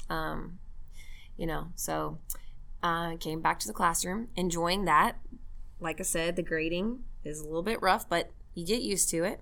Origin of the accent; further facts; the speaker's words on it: Mesquite, Texas, United States; my hometown, by the way, of Mesquite, Texas